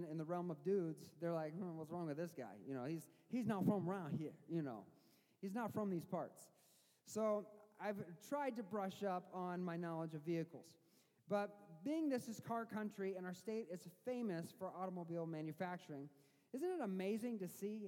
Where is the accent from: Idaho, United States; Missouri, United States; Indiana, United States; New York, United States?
Missouri, United States; now in Michigan, United States; I didn't grow up in Michigan. I grew up in Missouri